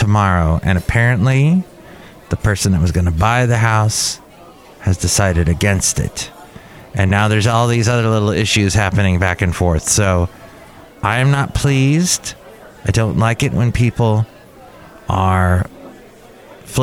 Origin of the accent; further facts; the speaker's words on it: Los Angeles, California, United States; I grew up in California